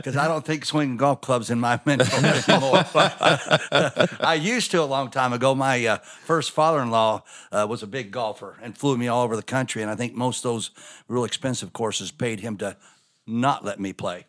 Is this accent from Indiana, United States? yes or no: yes; Scottsburg, Indiana, United States; My dad and both us boys were born in Scottsburg. Indiana